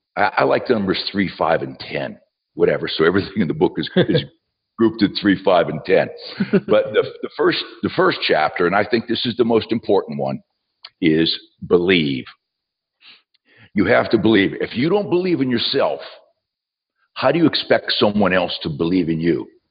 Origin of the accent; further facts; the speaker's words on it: southwestern Pennsylvania, United States; moved away as an adult; also born or lived in West Virginia; now in Knoxville, United States; I was born in West Virginia, uh, raised in southwestern Pennsylvania.